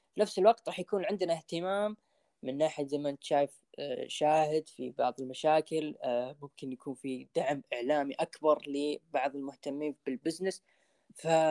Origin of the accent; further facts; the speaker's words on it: Saudi Arabia; عندنا في السعودية